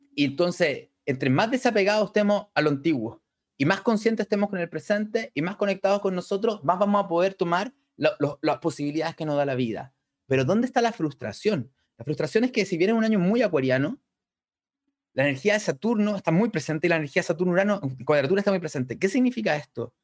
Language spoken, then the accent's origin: Spanish; Chile; nosotros somos de Chile